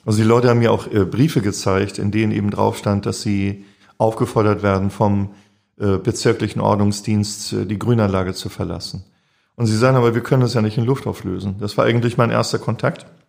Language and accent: German; Schleswig-Holstein, Germany; also born or lived in St. Pauli, Hamburg; now in Hamburg, Germany; ich bin auf dem Dorf groß geworden, Schleswig-Holstein